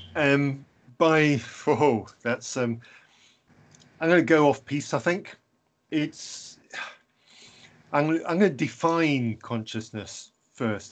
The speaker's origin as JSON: {"language": "English", "region": "England", "country": "United Kingdom", "said": "I'm English"}